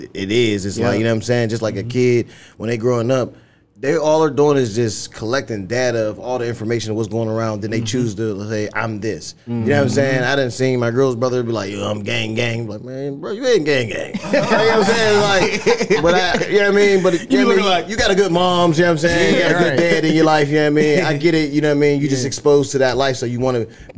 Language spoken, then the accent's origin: English; Woodsboro, Pennsylvania, United States; I'm from Woodsboro, 1121 Ross, but that's not who I am no more.